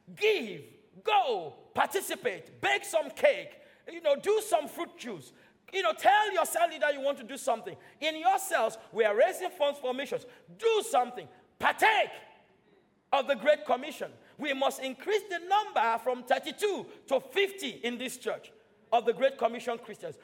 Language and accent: English; Nigeria; now in United Kingdom; I'm British now. I was born and raised in Nigeria